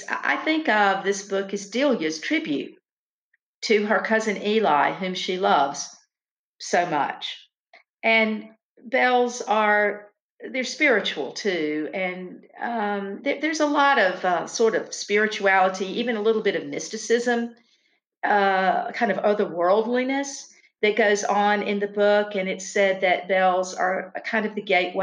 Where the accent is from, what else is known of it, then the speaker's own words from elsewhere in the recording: Lancaster, South Carolina, United States; I grew up in the small town of Lancaster, South Carolina